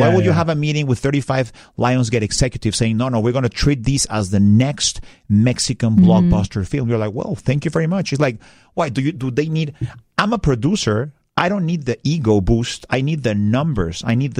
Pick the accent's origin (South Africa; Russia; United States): Russia; accent: Russian; Eric asked me, are you from Scotland? I'm like, no. I know my accent threw you off a little bit.